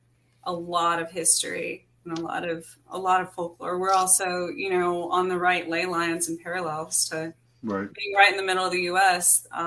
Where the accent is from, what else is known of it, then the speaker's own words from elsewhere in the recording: New Mexico, United States; I was born outside of Roswell, New Mexico. So it's something that has always been in my life, you know. And I grew up in the mountains in New Mexico, where in the Gila Wilderness.